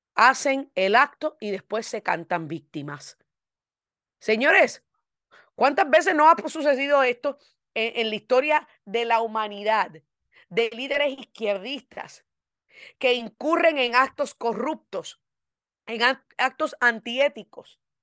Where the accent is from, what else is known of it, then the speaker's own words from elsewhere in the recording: United States; como ciudadana americana de nacimiento